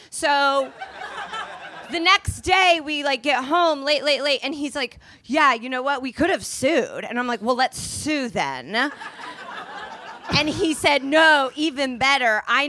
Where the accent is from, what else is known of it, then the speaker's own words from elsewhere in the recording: Indianapolis, Indiana, United States; I'm from Indianapolis